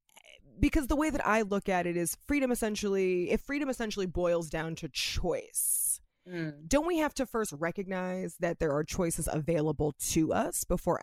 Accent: United States; you and I as American women, we know that we have freedom of speech

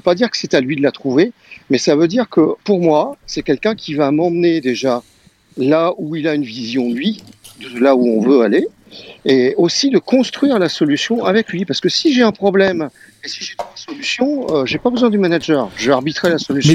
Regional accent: Marseille, Provence-Alpes-Côte d'Azur, France; je suis de Marseille, hein, comme vous l'avez pu l'entendre

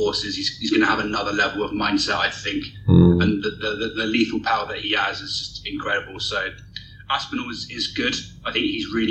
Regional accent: United Kingdom; as a Brit myself

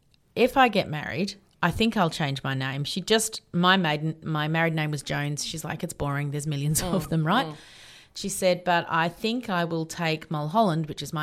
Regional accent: Yarra Valley, Victoria, Australia

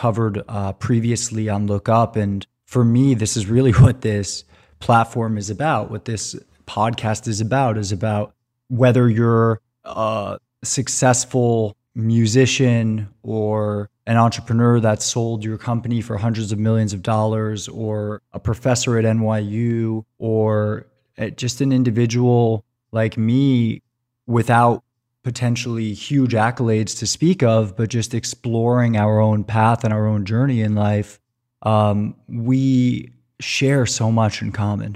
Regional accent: New York, United States; my home state of New York

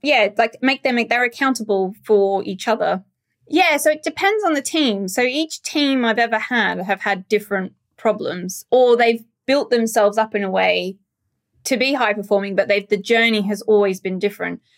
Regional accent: Australia; moved away; being Australian, uh, we, as a culture, Australians, we're a lot more direct

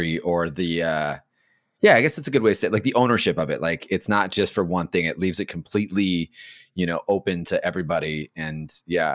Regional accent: Los Angeles, California, United States; born and raised in East LA in a very Mexican household.

